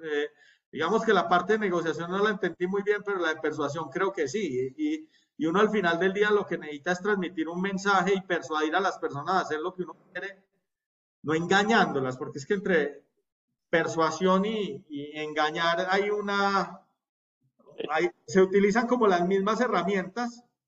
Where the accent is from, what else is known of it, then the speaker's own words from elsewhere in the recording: Colombia; nosotros como colombianos